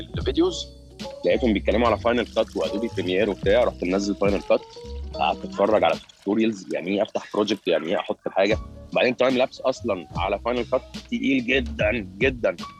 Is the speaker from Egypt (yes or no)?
yes; Egypt; also born or lived in Qatar